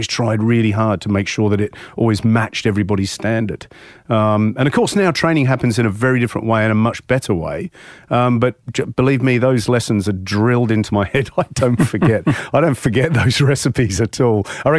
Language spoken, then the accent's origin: English; Hayling Island, South East England, United Kingdom; I think we lived a very lucky childhood growing up on Hailing.